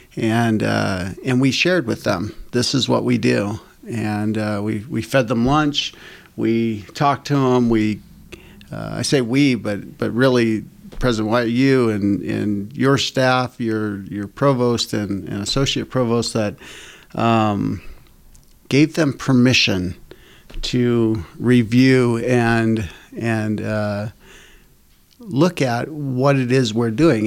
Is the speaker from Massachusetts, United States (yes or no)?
yes; Boston, Massachusetts, United States; moved away as an adult; also born or lived in California / Mesquite, Nevada; now in Utah, United States; I grew up in Boston or surrounding areas, Massachusetts, a long, long ways away from here